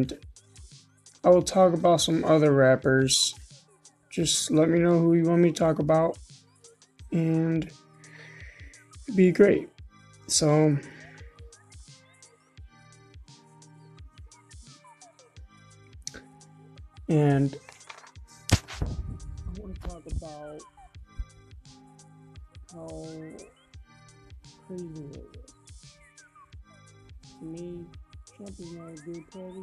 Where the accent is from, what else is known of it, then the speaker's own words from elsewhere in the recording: Michigan, United States; I'm from Michigan